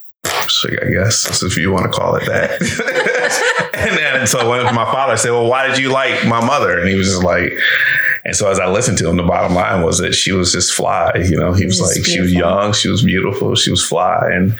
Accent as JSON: {"language": "English", "town": "Detroit", "region": "Michigan", "country": "United States", "said": "Well, I'm from Detroit."}